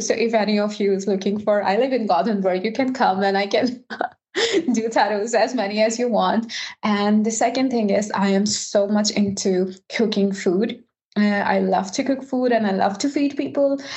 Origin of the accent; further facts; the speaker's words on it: Pakistan; now in Sweden; I am from Pakistan and now I am a tech lead at Volvo Cars